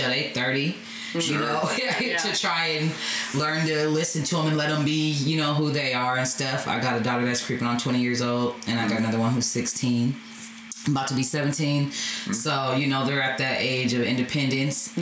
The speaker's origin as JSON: {"language": "English", "town": "Portland", "region": "Oregon", "country": "United States", "tie": "born or raised there", "said": "we grew up homeless here in Portland"}